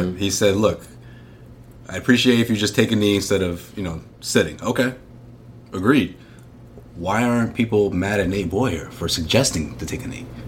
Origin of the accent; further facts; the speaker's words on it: Boston, Massachusetts, United States; I grew up in Boston